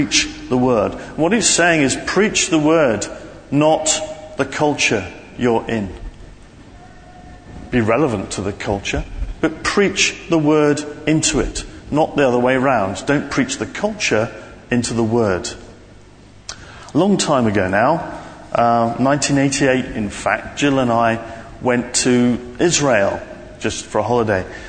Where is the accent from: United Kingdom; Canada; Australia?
United Kingdom; London; me from the centre of London.